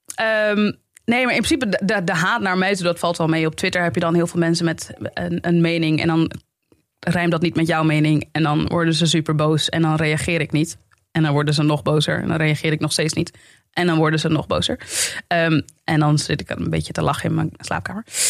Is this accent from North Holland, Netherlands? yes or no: yes; Amsterdam, North Holland, Netherlands; moved away as an adult; now in Zaandam, Netherlands; ik kom uit de Belmer